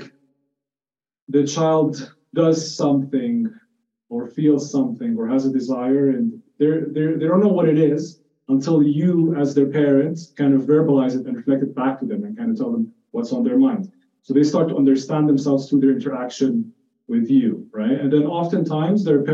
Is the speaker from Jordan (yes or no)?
yes; Jordan; moved away; I'm Palestinian, but I grew up in Jordan